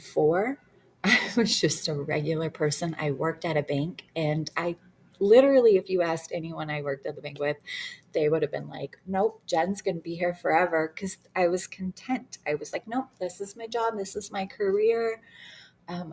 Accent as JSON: {"language": "English", "town": "Detroit", "region": "Michigan", "country": "United States", "tie": "born or raised there", "said": "I grew up in Detroit, the worst you can be, like poverty, and we had nothing"}